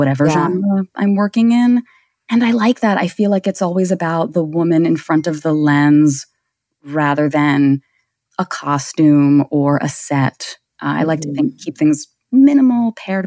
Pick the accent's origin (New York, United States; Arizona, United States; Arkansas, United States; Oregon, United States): New York, United States; New York City; I am in Brooklyn, New York. I am born and bred here.